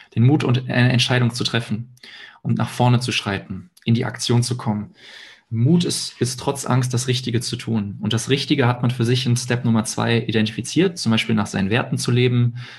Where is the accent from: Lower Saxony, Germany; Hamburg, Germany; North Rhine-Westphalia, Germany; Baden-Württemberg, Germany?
North Rhine-Westphalia, Germany; Hilden; ich wohne in Hilden bei Düsseldorf, da auch jetzt komplett auch meine Wohnung auflöse